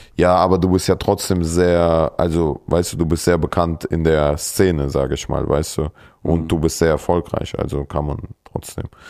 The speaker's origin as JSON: {"language": "German", "country": "Kyrgyzstan", "moved": "yes", "said": "bei uns in Kirgisistan"}